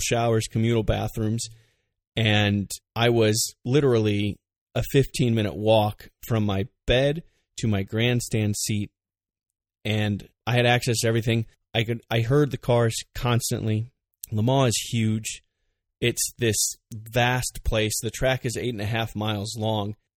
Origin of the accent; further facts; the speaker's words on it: United States